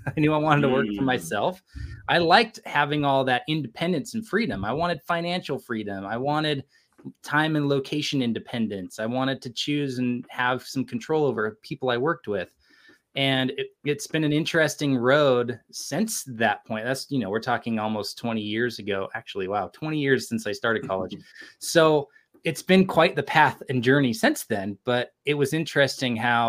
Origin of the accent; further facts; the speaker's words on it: California, United States; now in Provo, Utah, United States; I grew up in California